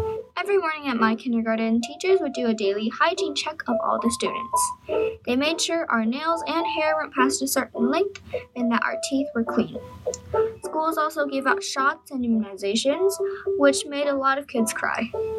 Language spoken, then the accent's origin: English; China; now in United States; I was born in China, a country halfway around the world. Moving to the United States, I've undoubtedly experienced some cultural differences